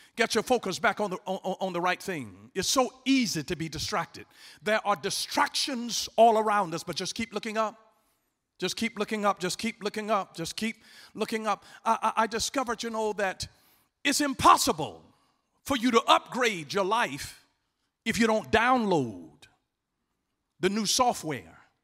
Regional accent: Atlanta, Georgia, United States; I'm from Atlanta, Georgia. I was born and raised there

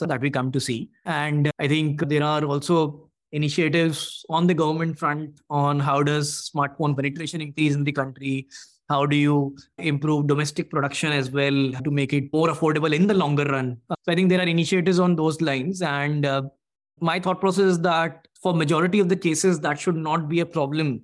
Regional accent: Bhopal, Madhya Pradesh, India; me and my co-founder, we were born and brought up in Bhopal.

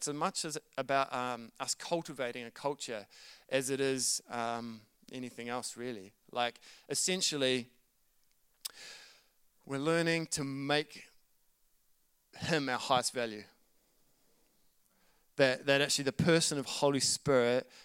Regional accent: New Zealand; accent: Kiwi; my Kiwi accent

